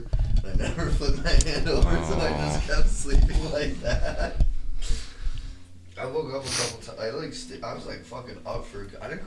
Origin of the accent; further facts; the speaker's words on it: Park City, Utah, United States; growing up in Park City, Utah